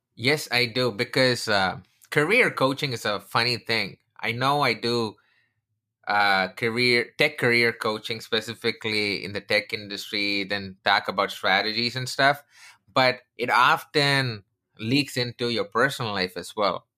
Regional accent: India; moved away; I come from India, I'm originally from India

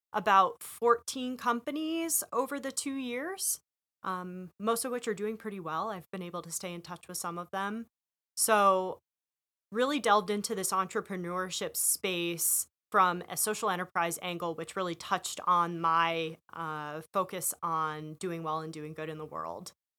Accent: Western Massachusetts, United States; moved away as an adult; also born or lived in Rhode Island / Chicago; I'm born and raised in Western Massachusetts

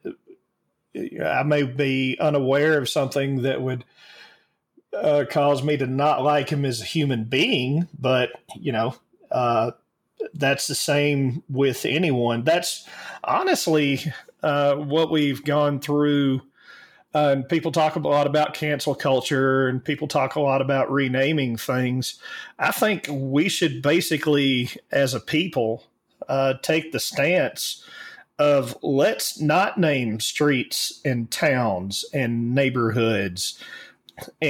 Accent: Alabama, United States; I grew up in Alabama in amongst a sect of the church called the Church of God

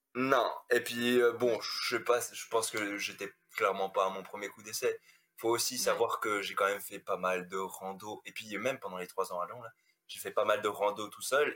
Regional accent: Strasbourg, Grand Est, France; moved away as an adult; now in Lyon, France; je suis originaire d'Alsace, je suis originaire de Strasbourg, voilà, où j'ai passé toute ma vie là-bas.

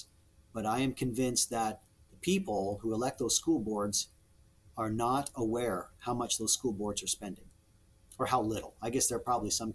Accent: Nebraska, United States; I'm from Nebraska. I love it in Nebraska.

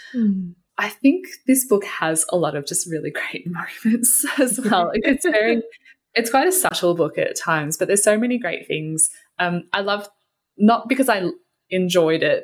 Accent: Australia; My hmm. parents were both born in Australia. I was born in Australia, and I'm not a visible minority

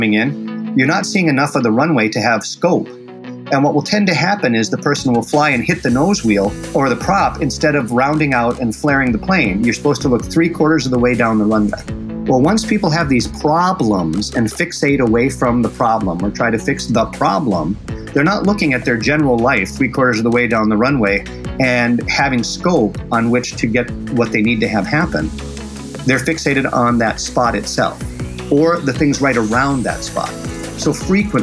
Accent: Bismarck, North Dakota, United States; also born or lived in Rochester, Minnesota; I was brought there from Bismarck, North Dakota.

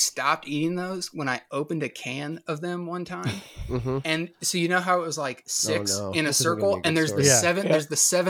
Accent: Midwest, United States; but I grew up in the Midwest, and I guess you could technically say the South. All the states that I've lived in all touch one another.

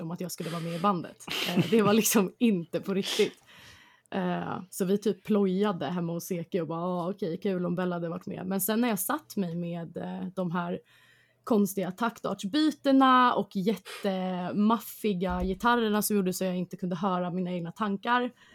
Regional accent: Stockholm, Stockholm County, Sweden; jag kommer från Hässelby eh, i Stockholm som är ute i förorten

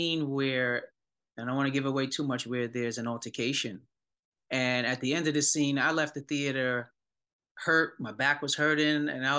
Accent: New York City, New York, United States; I grew up here in New York City

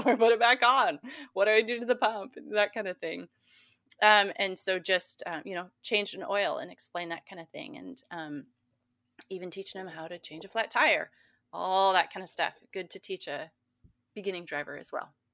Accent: Montana, United States; growing up in Montana

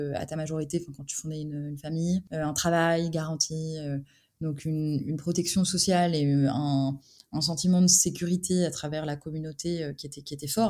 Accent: France; moi, en tant que Français

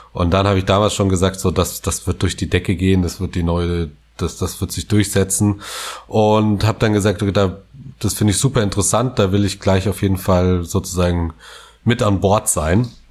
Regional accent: West Germany, Germany; als Westdeutscher ich

